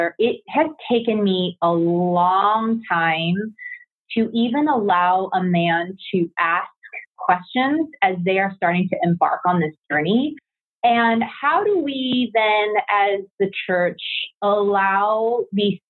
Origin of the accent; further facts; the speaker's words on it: United States; we as Korean American women who love the Korean church